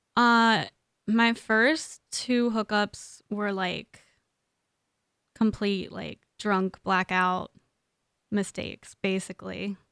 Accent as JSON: {"language": "English", "region": "Maryland", "country": "United States", "moved": "as an adult", "lives_now": "Los Angeles, United States", "said": "I'm from Maryland. I've only lived here for about a year."}